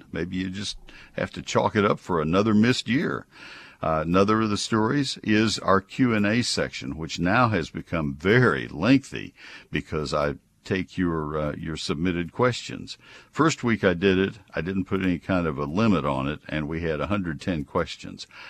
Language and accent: English; College Station, Texas, United States; also born or lived in Alpine, Texas / Ohio; I grew up in College Station